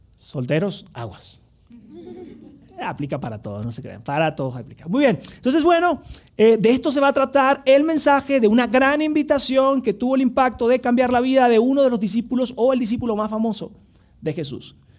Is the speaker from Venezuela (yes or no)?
yes; Venezuela; moved away; fui a Venezuela, tenía justo como 6 años sin visitar mi tierra natal